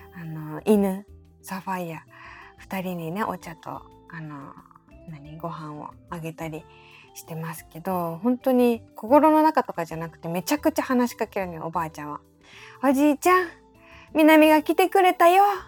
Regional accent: Kansai, Japan; also born or lived in Nara / Awaji Island; now in Tokyo, Japan; 私も出身はやっぱ奈良とか淡路島とか関西の方

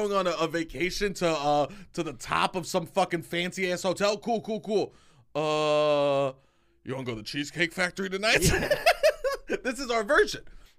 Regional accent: Staten Island, New York, United States; I'm from Staten Island and fuck Long Island.

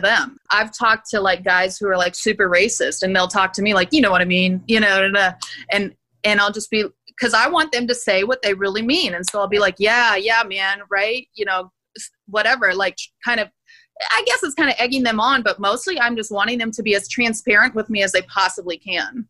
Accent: Gulf Coast of Louisiana and Texas, United States; accent: Louisiana; also born or lived in Turkey / Houston / New Orleans / Rio de Janeiro; I loosen up my accent and pull back out my Louisiana accent that I normally need to like suppress for professional life.

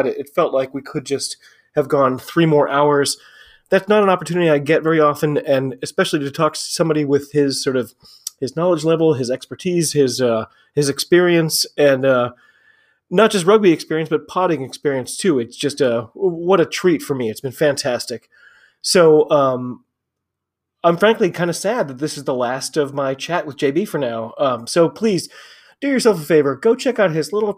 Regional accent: United States; I'm an American rugby fan

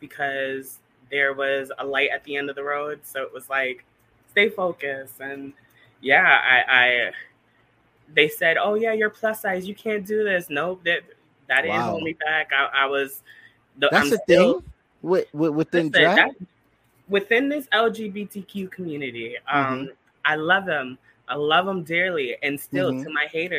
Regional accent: Bridgeport, Connecticut, United States; I was born and raised in Bridgeport, Connecticut.

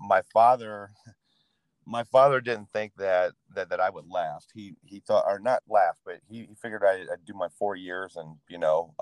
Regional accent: Peoria, Illinois, United States; Born and raised in Peoria, Illinois. I spent most of my life here

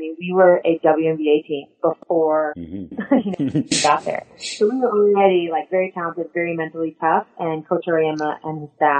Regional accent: Long Island, New York, United States; So I'm from Long Island.

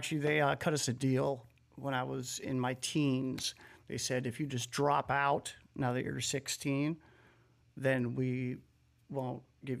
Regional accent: Lowell, Massachusetts, United States; born there; I was born in Lowell, Massachusetts.

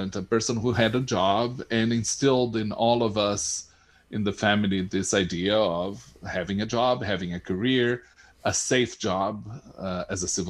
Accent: Brazil; moved away as an adult; now in United States; I was born in Brazil, and I consider myself a Brazilian

